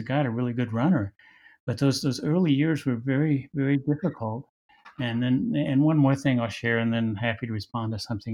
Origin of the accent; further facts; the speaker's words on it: Wichita, Kansas, United States; also born or lived in Lawrence, Kansas; growing up in Wichita, Kansas